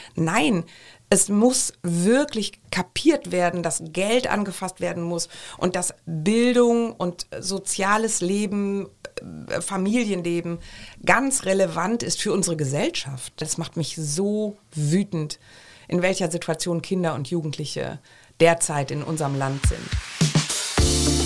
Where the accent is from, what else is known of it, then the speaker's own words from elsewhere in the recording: Düsseldorf, North Rhine-Westphalia, Germany; now in Cologne, Germany; Ich bin ja Düsseldorferin in Köln lebend, also karnevalsgeprägt